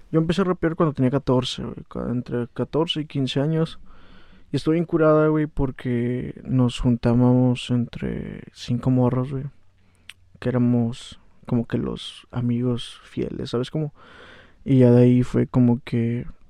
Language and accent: Spanish; Valle de Guadalupe, Baja California, Mexico; also born or lived in Ensenada / Atlixco, Puebla; soy nacido, soy nacido aquí en Ensenada, güey, pero pues, soy residente de Guadalupe.